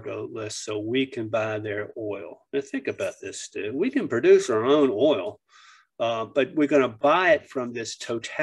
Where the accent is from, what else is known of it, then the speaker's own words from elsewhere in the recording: Northern Neck, Virginia, United States; growing up in the Northern Neck